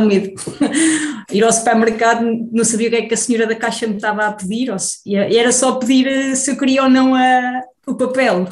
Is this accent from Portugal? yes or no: yes; Teixoso, Centro, Portugal; moved away as an adult; also born or lived in Évora / Coimbra / Berlin / Magdeburg; now in Germany; eu nasci na Beira Baixa, numa vila chamada Teixoso, que é ao pé da Covilhã